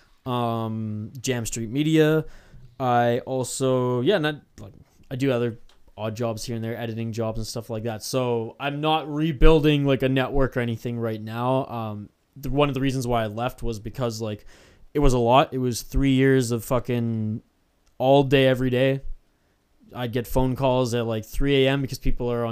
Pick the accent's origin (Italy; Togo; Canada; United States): Canada; I'm Canadian